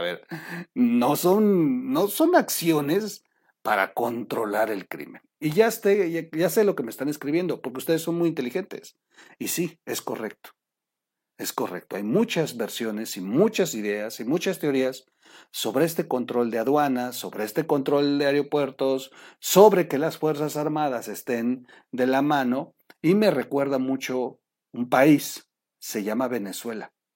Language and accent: Spanish; Mexico; nos acaban de joder como mexicanos